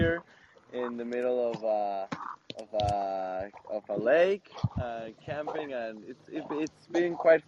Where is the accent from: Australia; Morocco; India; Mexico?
Mexico; now in Whistler, Canada; I'm actually from Mexico, and well, right now I'm living in Whistler for the next few months.